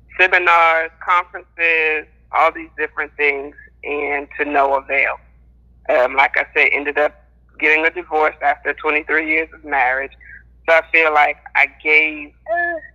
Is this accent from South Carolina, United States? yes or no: yes; South Carolina, United States; now in Lufkin, United States; I'm from South Carolina, but I currently reside in Texas